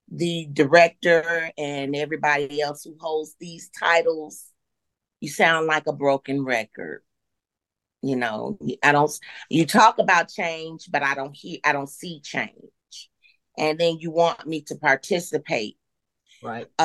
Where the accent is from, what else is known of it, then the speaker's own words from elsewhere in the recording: Kansas City, Missouri, United States; born there; also born or lived in Durham, North Carolina / Maywood, Illinois; I was born in the Midwest, uh, Kansas City, Missouri, and then we moved here to Durham, North Carolina for a few years, and then uh, ended up in uh, in Illinois, right outside of Chicago, in a town uh, called